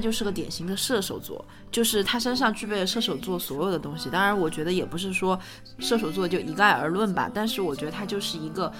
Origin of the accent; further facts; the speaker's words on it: Chengdu, Sichuan, China; 作为一个标准的成都妹子，